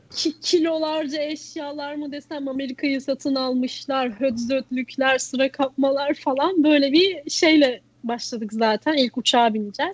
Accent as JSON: {"language": "Turkish", "country": "Turkey"}